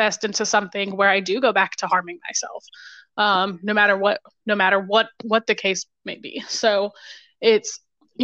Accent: Toledo, Ohio, United States; moved away; Originally, I'm from right outside Toledo.

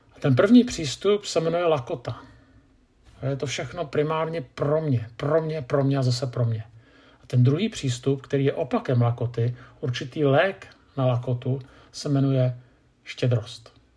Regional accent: Czechia; Jako Češi

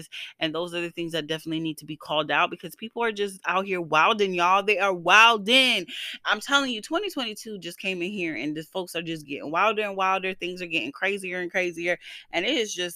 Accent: the South, United States; moved away; I am from the South

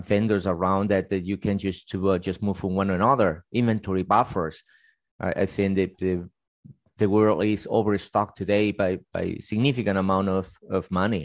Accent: Spain; now in United States; I was actually born in Spain

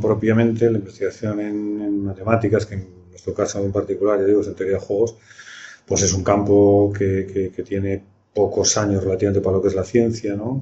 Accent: Burgos, Castile and León, Spain; moved away; Yo procedo de una ciudad de provincias, estudié matemáticas provincia provincias que ahora tiene universidad, que es Burgos

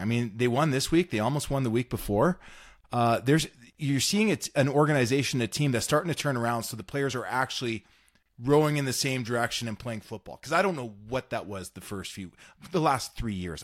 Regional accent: North Battleford, Saskatchewan, Canada; growing up in Saskatchewan

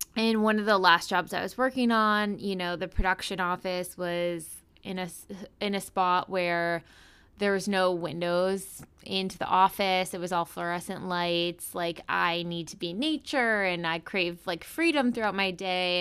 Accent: East Coast, United States; also born or lived in Chicago / Pennsylvania; I'm from the East Coast originally

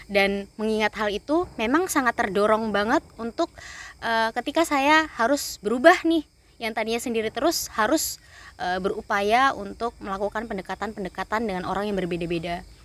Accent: Timika, Central Papua, Indonesia; meskipun saya berasal dari Timika Papua, saya punya teman yang asli dari Malang, Surabaya, bahkan Bandung, bahkan sampai Lampung

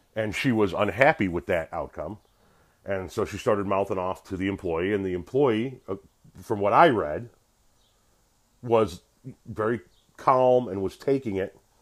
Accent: Chicago, Illinois, United States; we're Italians from Chicago

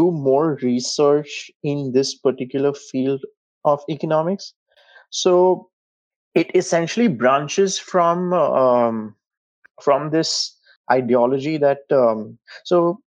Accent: India; moved away as an adult; also born or lived in Warwick, United Kingdom; culturally, I moved from India to a global village

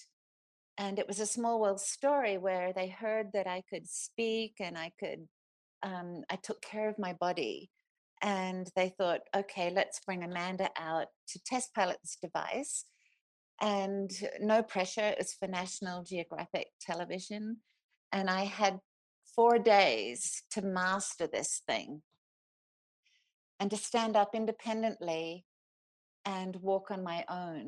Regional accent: Australia; accent: Australian; moved away as an adult; now in Basalt, United States; The accent is Australian, and I've been here for 30 years, but I think still managed to keep my accent

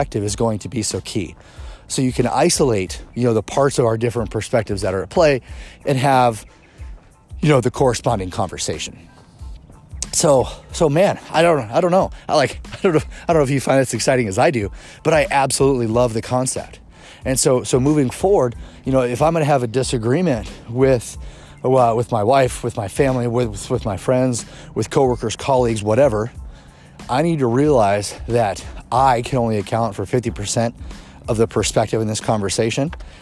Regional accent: Kansas City, United States; I grew up in Kansas City

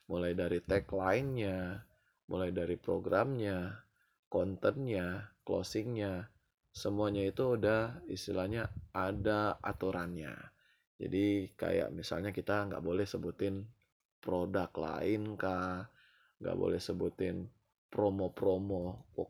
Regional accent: Manado, North Sulawesi, Indonesia; dan gue dari Manado

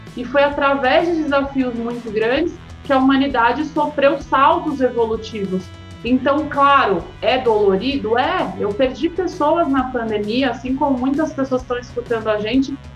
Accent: Santos, São Paulo, Brazil; moved away as an adult; now in São Paulo, Brazil; E eu cheguei em São Paulo, sou de Santos

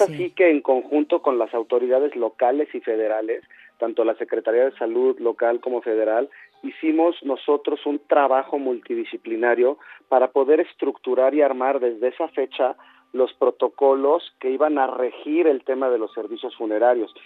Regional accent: Mexico; como mexicanos

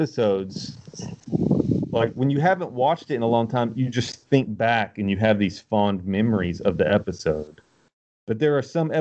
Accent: Knoxville, Tennessee, United States; I'm from Knoxville

